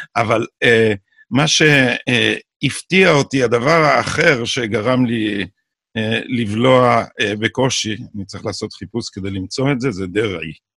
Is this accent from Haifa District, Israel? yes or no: no; Jerusalem, Jerusalem District, Israel; אני בא מהאליטה האשכנזית של ירושלים